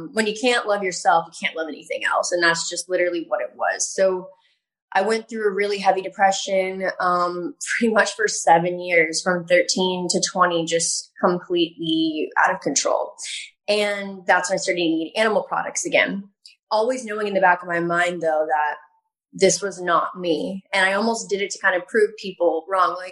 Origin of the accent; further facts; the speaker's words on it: Texas, United States; So I am from Texas. I'm from a really small town in Texas. And I grew up having a really strong connection with animals